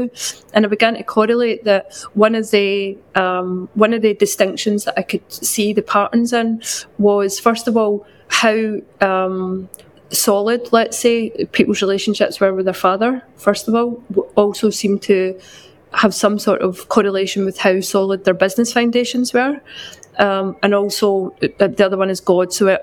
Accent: west coast of Scotland, United Kingdom; now in London, United Kingdom; I'm from a very small town on the west coast of Scotland, but I currently live in London

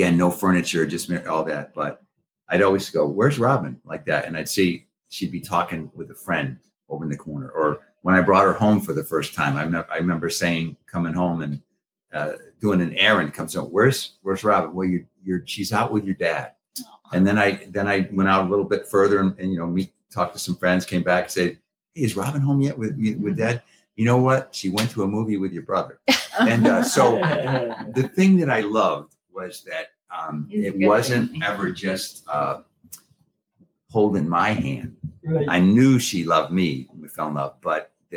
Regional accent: Massachusetts, United States; I grew up in Massachusetts

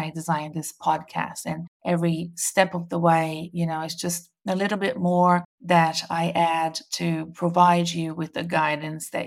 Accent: Brazil; now in Melbourne, Australia; I'm currently in Brazil, my home country, visiting family and friends

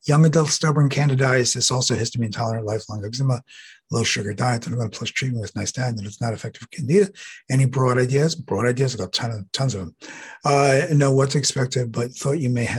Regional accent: New York City, New York, United States; I'm from New York City

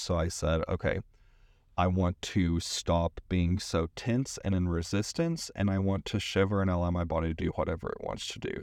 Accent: East Tennessee, United States; moved away as an adult; also born or lived in San Francisco; I grew up in East Tennessee

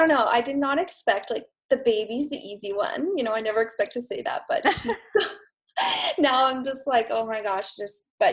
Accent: Idaho, United States; also born or lived in Los Angeles, California; now in Vancouver, Canada; I'm originally from the States, Idaho, actually.

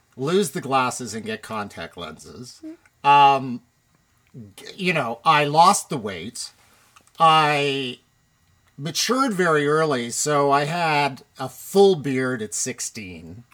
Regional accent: Toronto, Ontario, Canada; I was born right here in Toronto, one of the actual Torontonians, born at Women's College Hospital, right on College Street

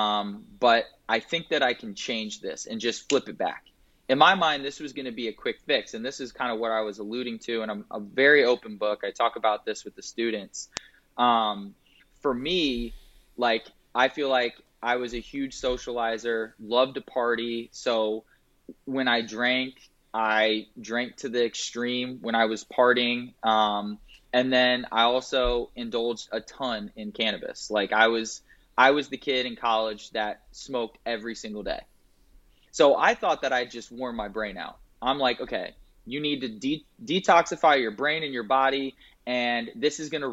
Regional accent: Indianapolis, Indiana, United States; moved away as an adult; now in Raleigh, United States; I grew up in Indianapolis, Indiana, had a great childhood

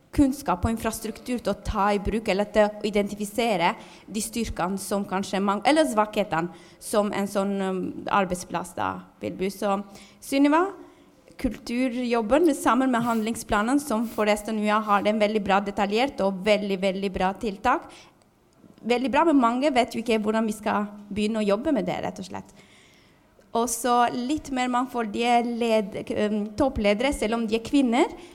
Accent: Albania; now in Norway; Jeg er jo også fra Albania

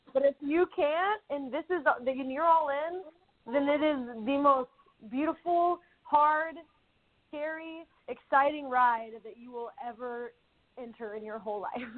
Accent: Newcastle, Oklahoma, United States; moved away; went back to my hometown of Newcastle, Oklahoma

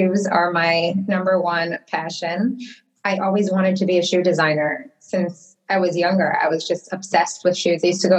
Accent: Detroit, Michigan, United States; moved away as an adult; also born or lived in Toronto; now in Miami Beach, United States; So I come from Detroit, Michigan. Actually, that is where I was born and raised

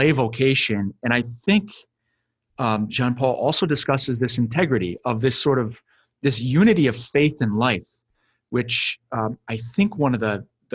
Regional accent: United States; we as Americans can really just like, as American Catholics

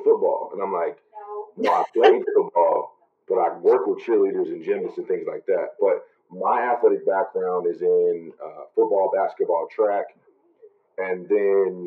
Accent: Kansas City, Missouri, United States; I'm originally from Kansas City, Missouri.

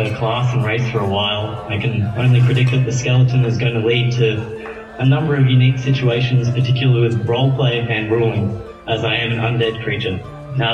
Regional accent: Australia; I am Australian

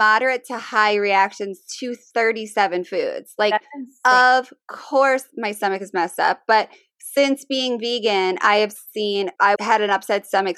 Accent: Midwest, United States; I grew up in the Midwest

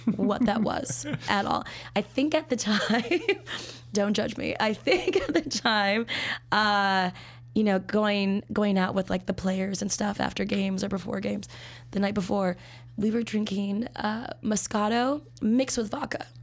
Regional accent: Minnesota, United States; moved away as an adult; now in Chicago, United States; I'm from Minnesota

